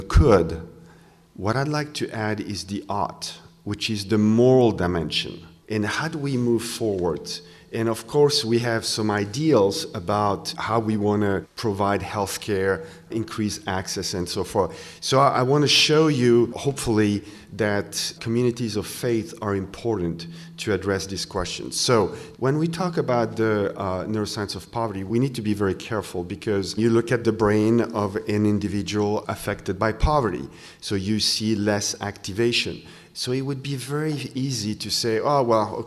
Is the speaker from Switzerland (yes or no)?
yes; Switzerland; English is a second language; now in Wisconsin, United States; I come from Switzerland, this is why I have a little accent, but I come from a country where everybody's covered.